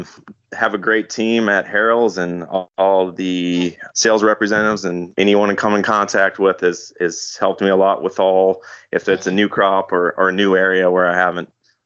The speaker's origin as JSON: {"language": "English", "area": "just outside of Green Bay", "region": "Wisconsin", "country": "United States", "also_born_or_lived": "Georgia / Florida", "moved": "as an adult", "said": "I'm originally from just outside of Green Bay."}